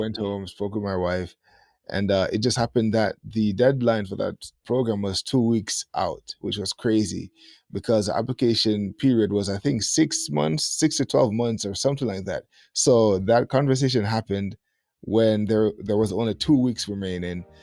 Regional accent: Jamaica; moved away as an adult; now in Japan; Jamaica, that was where, you know, born and bred

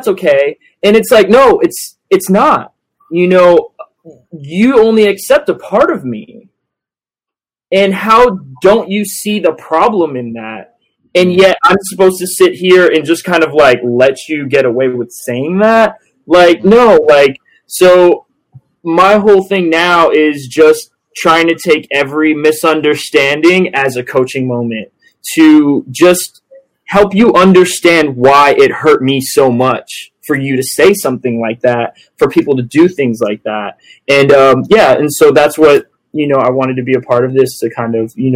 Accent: Southwest Florida, United States; growing up in Southwest Florida

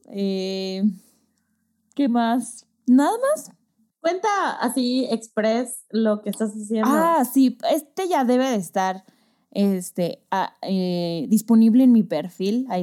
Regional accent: Yucatán, Mexico; accent: Yucatecan; siento que recuperé mi acento yucateco porque no hablábamos tanto

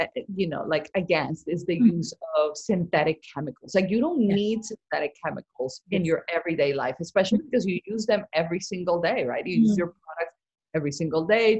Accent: Barranquilla, Atlántico, Colombia; moved away; she grew up in my same town in Colombia. We're from Barranquilla

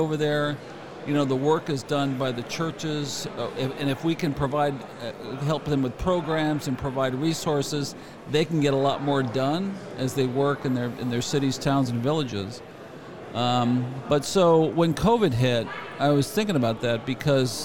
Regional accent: Connecticut, United States; moved away as an adult; also born or lived in California / New York City; I grew up in Connecticut and went to California with some buddies of mine when I was 19 years old

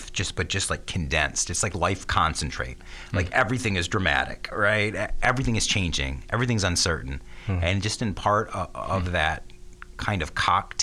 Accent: Ann Arbor, Michigan, United States; my home church, St. Paul

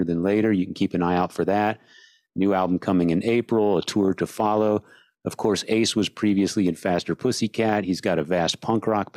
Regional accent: San Antonio, Texas, United States; moved away; I'm originally from San Antonio

